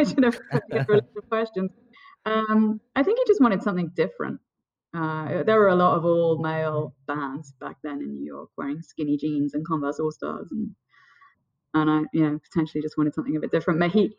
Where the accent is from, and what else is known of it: London, United Kingdom; born or raised there; moved away; also born or lived in Burlington, Vermont / New Jersey